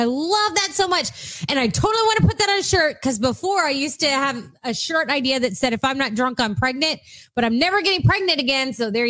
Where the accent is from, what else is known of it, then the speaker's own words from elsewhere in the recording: Texas, United States; I've got cousins, like all my cousins live in Missouri for the most part. So, and we grew up in Texas.